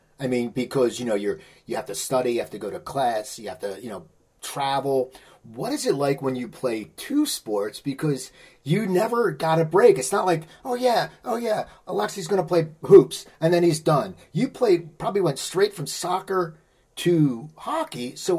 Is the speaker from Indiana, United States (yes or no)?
no; Cherry Hill, New Jersey, United States; moved away; also born or lived in Los Angeles; growing up in Cherry Hill, New Jersey, I have so many friends who are Rutgers alum.